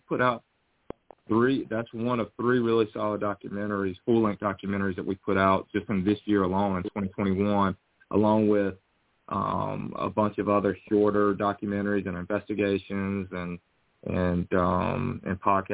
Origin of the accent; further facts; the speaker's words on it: North Carolina, United States; also born or lived in Los Angeles, California; I'm from North Carolina. You can probably tell from the accent